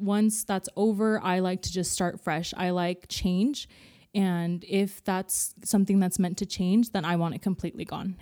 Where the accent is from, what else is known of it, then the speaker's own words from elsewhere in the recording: California, United States; I grew up in California